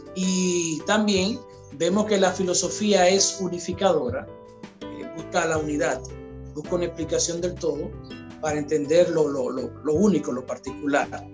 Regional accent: Dominican Republic; nosotros como dominicanos

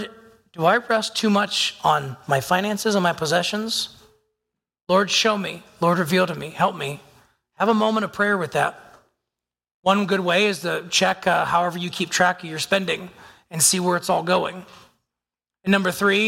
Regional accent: United States; I am physically here as an American

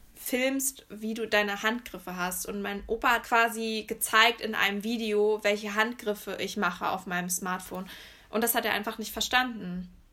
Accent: near Höxter, East Westphalia-Lippe, North Rhine-Westphalia, Germany; moved away as an adult; also born or lived in Erfurt; ich komme ja eher so aus der Richtung Höxter

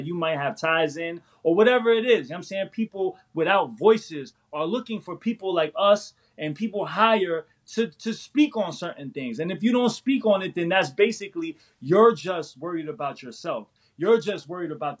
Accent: New York City, New York, United States; I was born and raised in New York City

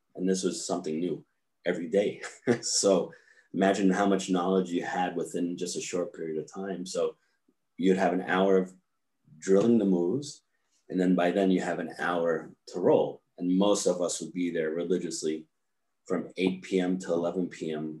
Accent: New York, United States; also born or lived in California; I grew up in New York

